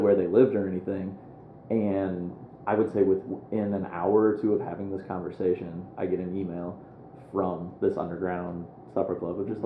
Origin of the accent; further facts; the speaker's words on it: Moline, Illinois, United States; moved away as an adult; now in Chicago, United States; I grew up in Moline, Illinois